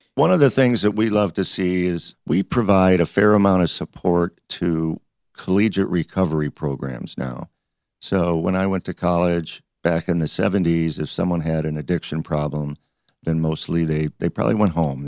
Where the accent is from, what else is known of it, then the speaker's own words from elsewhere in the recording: Detroit, Michigan, United States; moved away as an adult; also born or lived in Ohio; now in Detroit, United States; I grew up in Detroit.